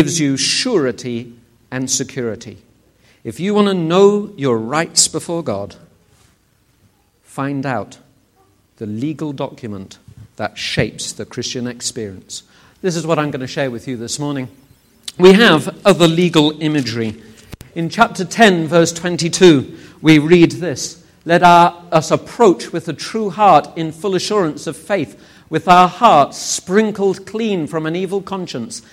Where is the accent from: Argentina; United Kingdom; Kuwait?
United Kingdom; England; I'm from England